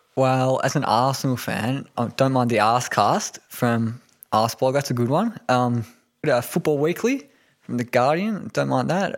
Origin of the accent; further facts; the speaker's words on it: Melbourne, Victoria, Australia; also born or lived in Tokyo, Japan; been in Melbourne my whole life northern suburbs